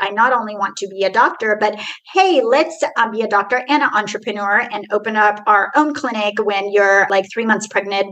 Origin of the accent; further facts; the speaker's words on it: Tehran, Tehran Province, Iran; now in Houston, United States; I am originally from Iran, Tehran. So I was not born in here. So I'm a first generation immigrant. And I literally came from Iran to Houston.